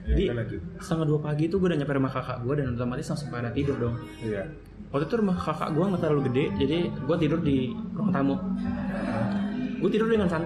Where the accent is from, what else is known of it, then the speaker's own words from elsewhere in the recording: Jakarta, Indonesia; born there; lahirnya di sini Jakarta, tapi gue